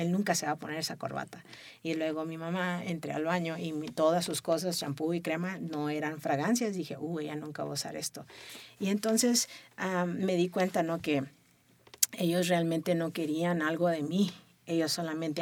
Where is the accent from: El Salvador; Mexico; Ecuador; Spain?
Mexico; Tijuana, Baja California; yo crecí en Tijuana, ¿no? Tijuana me abrazó